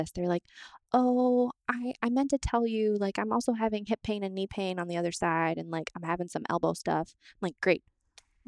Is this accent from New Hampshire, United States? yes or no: yes; New Hampshire, United States; also born or lived in Florida; I'm from New Hampshire originally. My family's here